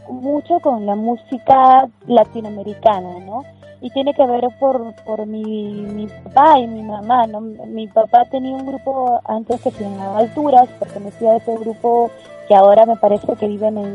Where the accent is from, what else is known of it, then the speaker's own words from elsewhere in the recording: Majes, Arequipa, Peru; now in Lima, Peru; yo soy una cantante que nací en Arequipa, eh, me crié, digamos, en un pueblo que se llama Majes, que está como que a tres horas de Arequipa